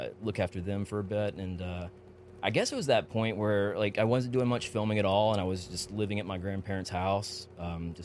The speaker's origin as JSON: {"language": "English", "region": "Georgia", "country": "United States", "tie": "born or raised there", "said": "growing up in Georgia"}